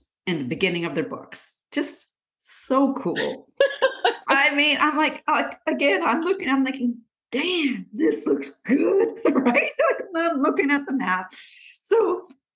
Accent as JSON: {"language": "English", "country": "Canada", "moved": "yes", "said": "my home country. Come on, Canada"}